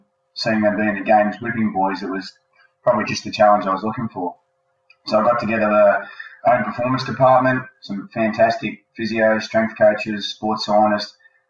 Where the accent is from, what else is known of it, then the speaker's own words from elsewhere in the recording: Sydney, New South Wales, Australia; I'm 44 years old, married with a couple of kids, living in Sydney. Also grew up in Sydney on the water and in the great outdoors, this beautiful country we've got.